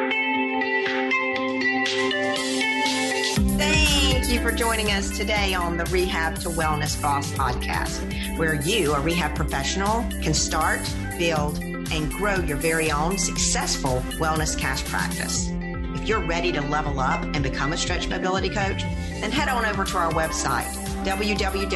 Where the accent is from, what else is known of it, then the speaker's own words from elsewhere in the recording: Plains, Georgia, United States; moved away; also born or lived in Americus, Georgia; I am from Plains, Georgia. I went to school in Americus, Georgia